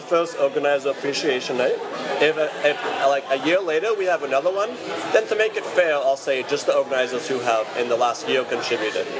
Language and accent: English; United Kingdom; now in Vancouver, Canada; as a British person